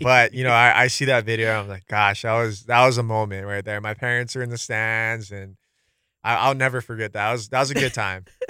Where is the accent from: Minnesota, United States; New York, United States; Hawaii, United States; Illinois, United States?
Hawaii, United States; Aiea; born and raised in Aiea, Hawaii, um, here